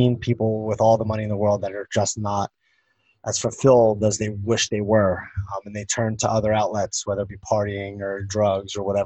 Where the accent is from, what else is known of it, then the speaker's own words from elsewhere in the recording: Philadelphia, Pennsylvania, United States; moved away; I grew up back home in Philadelphia